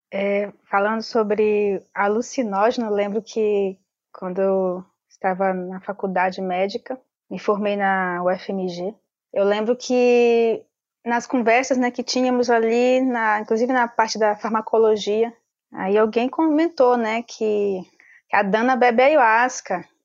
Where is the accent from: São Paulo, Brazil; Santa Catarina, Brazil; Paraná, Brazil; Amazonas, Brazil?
Amazonas, Brazil; sou filha do povo Omagua Cambeba, do estado do Amazonas. Meu povo está presente na Amazônia peruana, Amazônia colombiana e Amazônia brasileira. Eu sou da Amazônia brasileira.